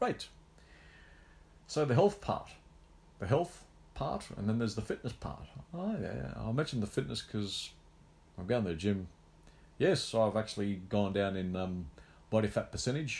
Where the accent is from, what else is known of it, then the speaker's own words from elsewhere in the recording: Australia; I was the only Aussie left in the semis